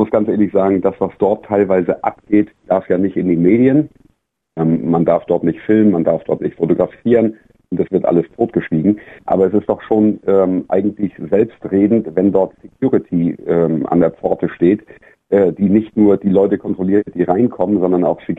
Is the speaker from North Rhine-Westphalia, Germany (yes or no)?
no; Schleswig-Holstein, Germany; Ich komme aus, aus Dithmarschen, Schleswig-Holstein.